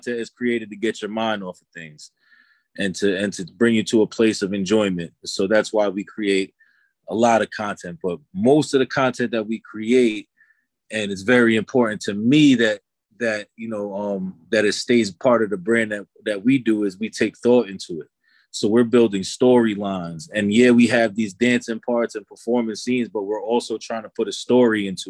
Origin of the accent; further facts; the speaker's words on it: New York City, New York, United States; also born or lived in Long Island, New York; I was raised in the Bronx and in Long Island for most of my youth